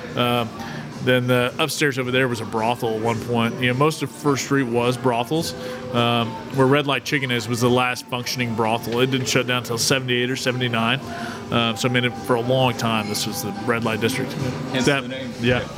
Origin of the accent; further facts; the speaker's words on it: Tulsa, Oklahoma, United States; also born or lived in Broken Arrow, Oklahoma; I have a lot of pride about my hometown